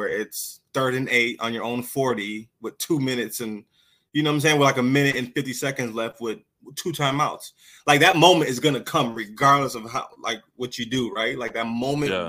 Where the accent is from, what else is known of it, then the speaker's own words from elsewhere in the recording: Rochester, New York, United States; growing up in Rochester, New York